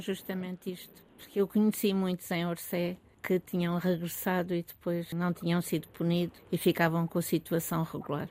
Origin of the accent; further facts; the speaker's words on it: Algarve, Portugal; also born or lived in Viseu area; now in Lisbon, Portugal; eu algarvia e vivendo em Lisboa